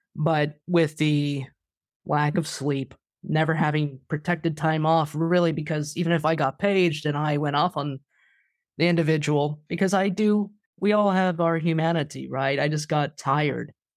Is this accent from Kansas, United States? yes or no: yes; Wichita, Kansas, United States; my hometown of Wichita